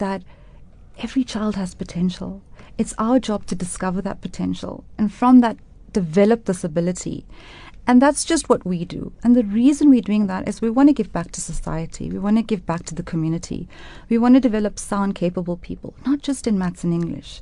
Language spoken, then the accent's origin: English; Durban, KwaZulu-Natal, South Africa; moved away as an adult; now in Johannesburg, South Africa; I was born in Durban and raised in Durban, and I moved to Johannesburg in 2004